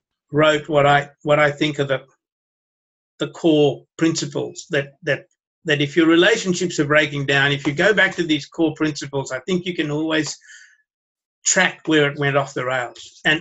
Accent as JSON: {"language": "English", "country": "Sri Lanka", "tie": "born there", "said": "even though I was born in Sri Lanka, I can speak like that easily."}